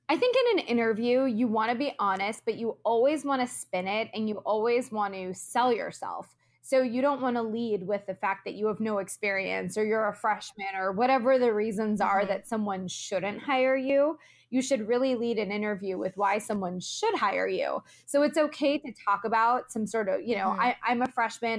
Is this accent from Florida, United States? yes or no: yes; Florida, United States; moved away as an adult; also born or lived in Orlando, Florida; now in Los Angeles, United States; I'm originally from Florida. I immediately after graduation moved across the country to Los Angeles, where I live today.